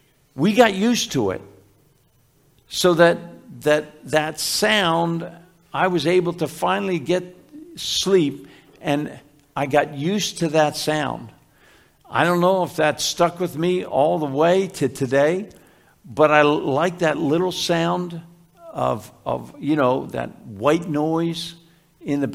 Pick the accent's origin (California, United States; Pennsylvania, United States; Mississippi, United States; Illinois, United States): Pennsylvania, United States; Philadelphia; when I was growing up in Philly, where we first lived in Philly